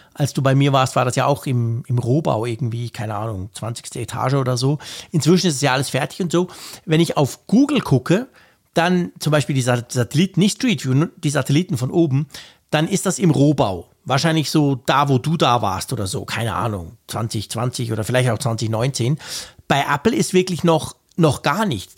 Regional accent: Switzerland; ich bin ja ein Schweizer

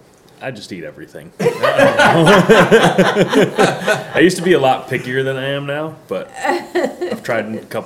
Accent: Massachusetts, United States; I grew up in Massachusetts.

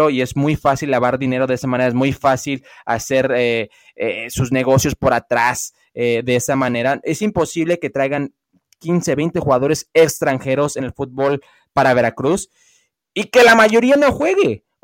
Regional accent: Los Angeles, California, United States; also born or lived in Las Vegas; now in Mexico; Nunca he vivido en México. Viví yo toda mi vida en Los Ángeles y lo que viene son en Las Vegas.

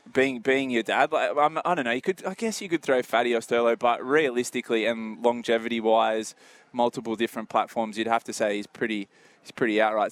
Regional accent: Port Macquarie, New South Wales, Australia; And I was from Port Macquarie

